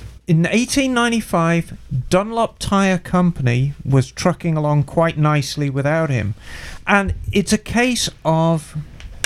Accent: Birmingham, West Midlands, United Kingdom; moved away as an adult; my hometown in Birmingham

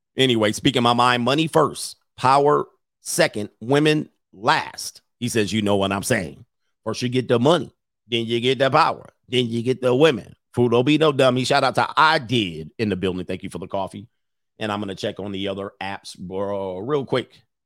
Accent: Southern California, United States; I lived in Southern California.

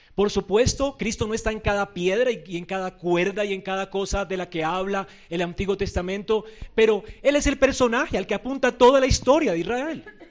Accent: Colombia; Nosotros no somos judíos, somos colombianos, gentiles

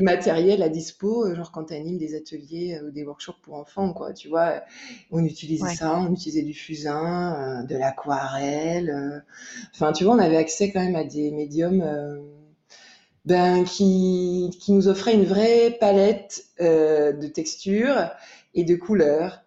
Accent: Jura, Bourgogne-Franche-Comté, France; j'ai grandi dans le Jura, dans un village

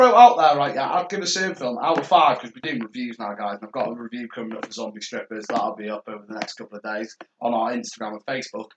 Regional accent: North Wales, United Kingdom; we're from North Wales

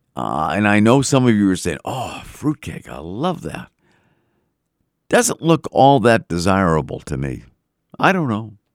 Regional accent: Melrose, Massachusetts, United States; when I was growing up in Melrose

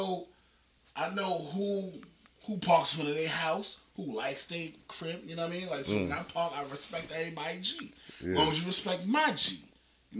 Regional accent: New York City, New York, United States; also born or lived in Brooklyn, New York; I moved, but I'm from Queens

